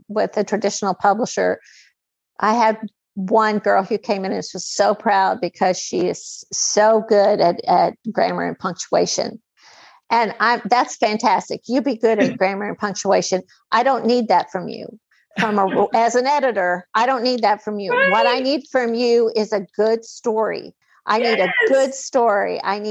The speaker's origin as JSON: {"language": "English", "country": "United States", "accent": "hillbilly"}